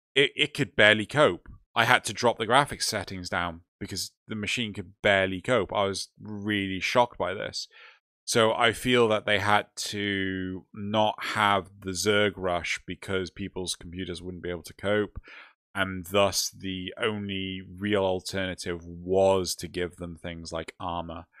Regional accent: United Kingdom; We're also British

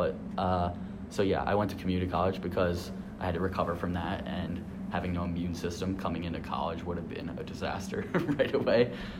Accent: Media, Pennsylvania, United States; also born or lived in Boyertown, Pennsylvania / Pittsburgh, Pennsylvania; I'm from Media, Pennsylvania, which is Philadelphia, in quotes, but not really, out in the suburbs. I was born there. I went to high school in Philadelphia, Boyertown

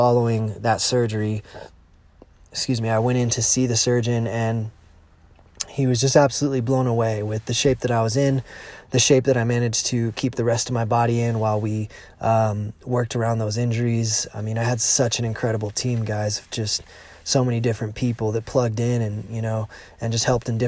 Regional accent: United States; Lake Tahoe in my hometown

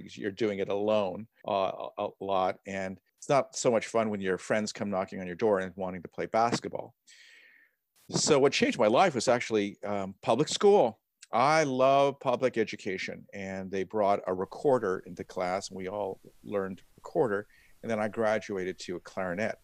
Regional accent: Bay Area, California, United States; also born or lived in San Mateo / Sunnyvale / Cupertino / Monte Sereno; I actually grew up in the Bay Area

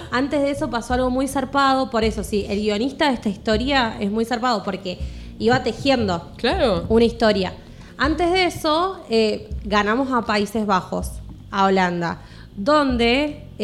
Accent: Argentina; que Argentina no teníamos nada, que no servíamos para... nada.

